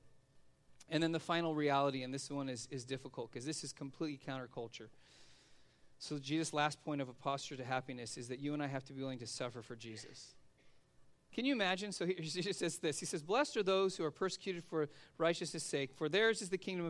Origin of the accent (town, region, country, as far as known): United States